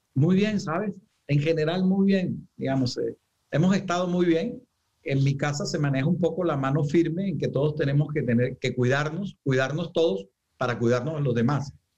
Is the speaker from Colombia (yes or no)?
yes; Santa Marta, Magdalena, Colombia; moved away; also born or lived in Bogotá; yo soy samario, digamos que me fui hace muchísimo tiempo y ya estoy retornando a la tierra